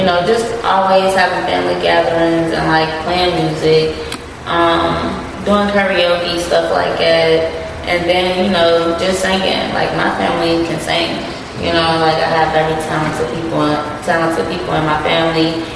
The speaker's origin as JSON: {"language": "English", "town": "Louisville", "region": "Kentucky", "country": "United States", "tie": "born or raised there", "said": "I'm from Louisville, Kentucky, born and raised"}